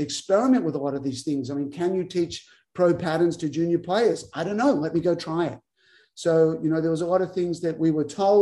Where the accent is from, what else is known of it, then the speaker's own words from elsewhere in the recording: Albury, New South Wales, Australia; moved away as an adult; also born or lived in Tulsa, Oklahoma / Waco, Texas; started my own academy at the Wodonga Tennis Center, which is close to my hometown of Albury.